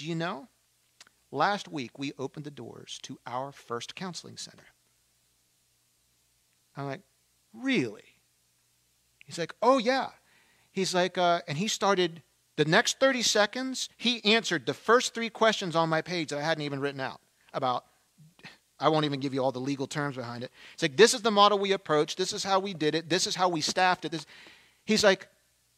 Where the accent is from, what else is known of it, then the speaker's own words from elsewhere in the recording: Baltimore, Maryland, United States; I'm from Baltimore